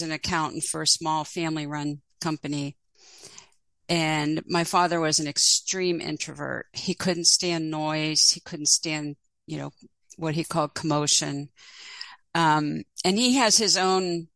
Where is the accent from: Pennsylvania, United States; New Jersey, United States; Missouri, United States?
Pennsylvania, United States; Pittsburgh; I grew up in Pittsburgh, and I was born in 1949